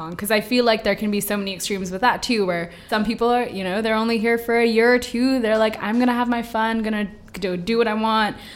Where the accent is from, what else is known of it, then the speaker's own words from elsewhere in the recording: India; Um, I'm Indian. It's a very taboo topic